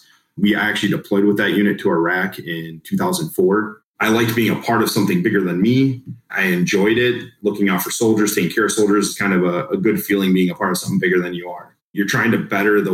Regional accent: Palatine, Illinois, United States; now in Wisconsin, United States; I grew up in Palatine, Illinois

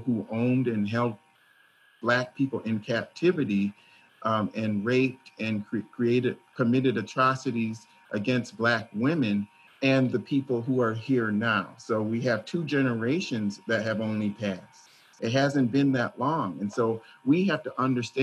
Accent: Minnesota, United States; when I was raised in Minnesota

